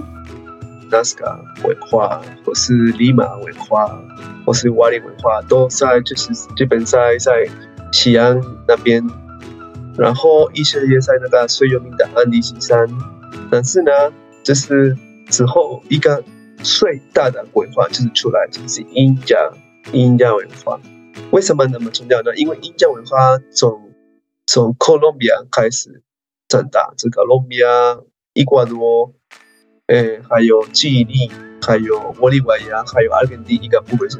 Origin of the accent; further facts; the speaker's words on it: Peru; Chinese is a second language; now in Taiwan; 是秘鲁人